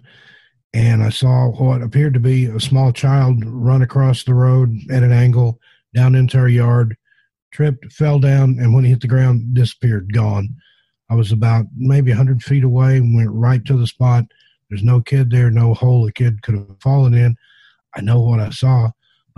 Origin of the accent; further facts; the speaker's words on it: the South, in the Appalachians, United States; I grew up in the South, in the Appalachians